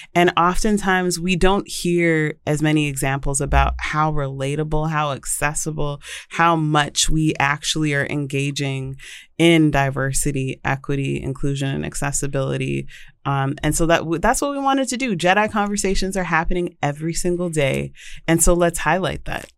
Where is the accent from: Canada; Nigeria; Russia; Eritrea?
Canada; Vancouver, British Columbia; now in United States; I grew up in Vancouver, British Columbia